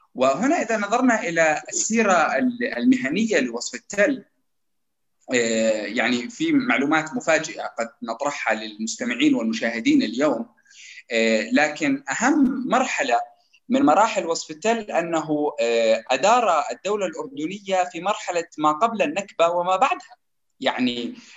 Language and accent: Arabic; Jordan; نحن كاردنيين